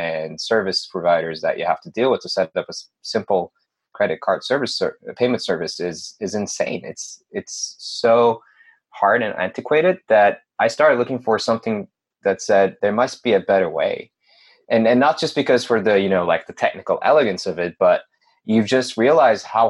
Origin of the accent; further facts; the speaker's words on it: Turkey; moved away as an adult; now in United States; I'm originally from Turkey. I moved to the United States about 7 years ago or so.